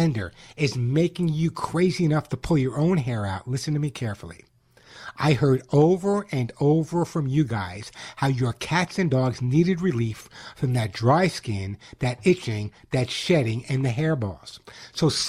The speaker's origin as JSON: {"language": "English", "region": "New York", "country": "United States", "also_born_or_lived": "Cobleskill, New York", "moved": "yes", "lives_now": "California, United States", "said": "I'm a New Yorker."}